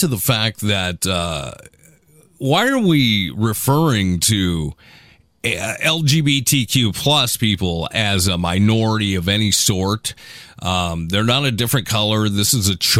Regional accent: Seattle, Washington, United States; I'm from Seattle, dude. I live in liberal town

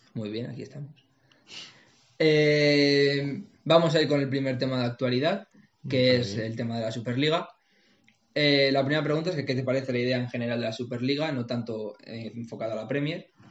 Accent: Santander, Cantabria, Spain; Yo soy de Santander, soy del Racing

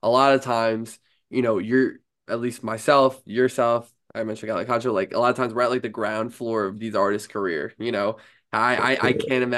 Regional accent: New York, United States; I'm a New Yorker myself

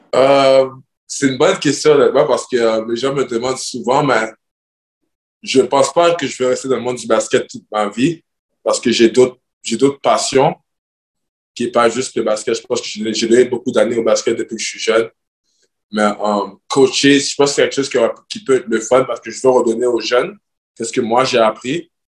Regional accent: Montreal, Quebec, Canada; moved away as an adult; now in Greece; c'est ma ville, c'est ma culture, je viens de Montréal

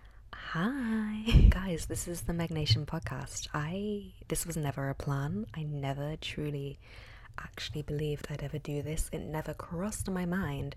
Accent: Liverpool, North West England, United Kingdom; moved away as an adult; now in London, United Kingdom; I'm from Liverpool originally, well, just outside, and now I live in London

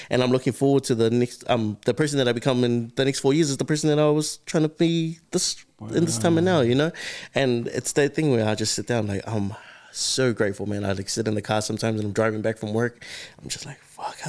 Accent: Auckland, New Zealand; I was raised here in South Auckland

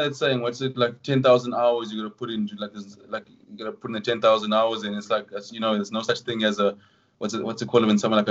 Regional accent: London, United Kingdom; born there; I'm like, "No, it's not true. I was born in East London."

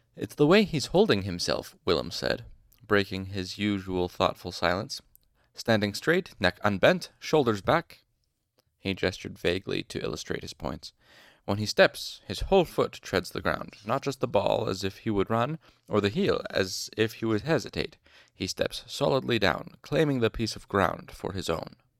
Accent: Utah, United States; I'm, I'm from Utah

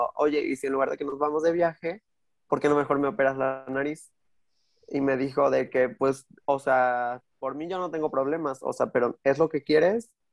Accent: Mexico City, Mexico; soy de Azcapotzalco

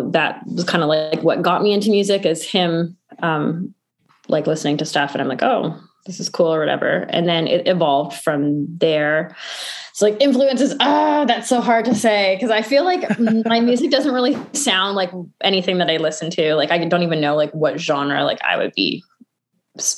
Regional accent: suburb of Vancouver, British Columbia, Canada; I've been here my whole life. So in not specifically Vancouver, but like a suburb of Vancouver.

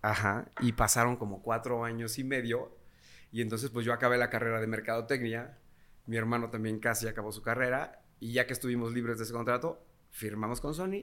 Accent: Tulancingo, Hidalgo, Mexico; nosotros somos de Tulancingo Hidalgo

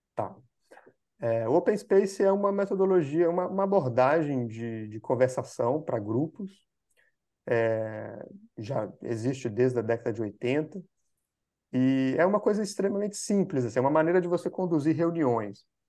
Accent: Minas Gerais, Brazil; moved away as an adult; also born or lived in São Paulo; eu sou de Minas Gerais, aqui, eu sou brasileiro, uhum. e sou de Minas, que é um estado aqui

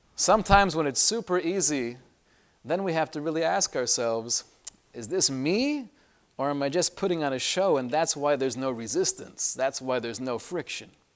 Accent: Los Angeles, California, United States; when I was growing up in L A and I was in high school

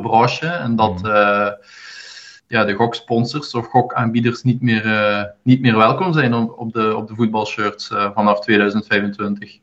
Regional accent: Zonhoven, Flanders, Belgium; van Zonhoven eigenlijk. Ah. Is, in de buurt, is in de buurt van Hasselt.

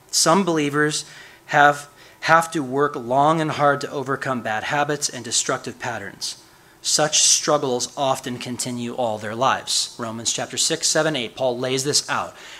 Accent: Chicago, Illinois, United States; moved away; I'm from Chicago, the windy city

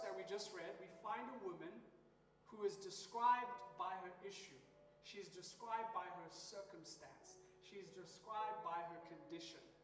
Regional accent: Nairobi, Kenya; I'm from Nairobi, Kenya

